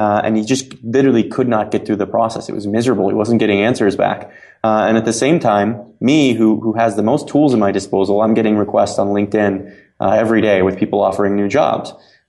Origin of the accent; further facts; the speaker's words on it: Cape Canaveral, Florida, United States; I'm from Cape Canaveral, Florida. And my dad, worked at the space program my entire adult life.